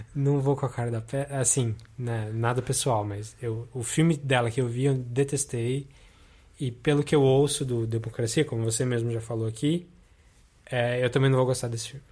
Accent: Brazil; born or raised there

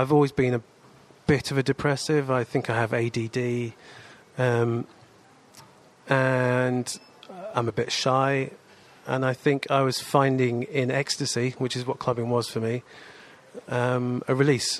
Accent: Wokingham, South East England, United Kingdom; also born or lived in Reading; I grew up in Wokingham and then in Reading.

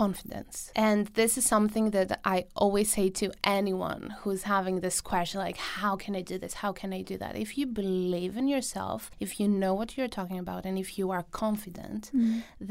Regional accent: Greece; moved away; I was in Greece, in my hometown

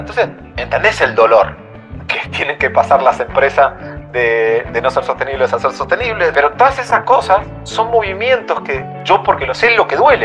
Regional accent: Mendoza, Argentina; now in Madrid, Spain; yo soy de Mendoza, Mendoza

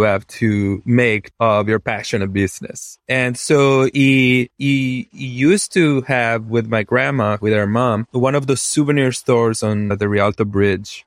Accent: Venice, Veneto, Italy; English is a second language; moved away as an adult; now in United States; I was born in Venice, Italy, which is a strange place to be born and grow up

